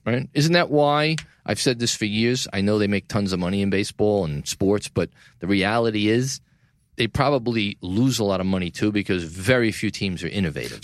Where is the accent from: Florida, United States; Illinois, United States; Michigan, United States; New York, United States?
New York, United States; New York City; downtown New York City, my hometown, Tribeca